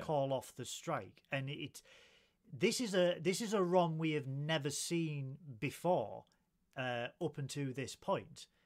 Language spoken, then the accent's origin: English; Middlesbrough, North East England, United Kingdom; I'm a duck from Middlesbrough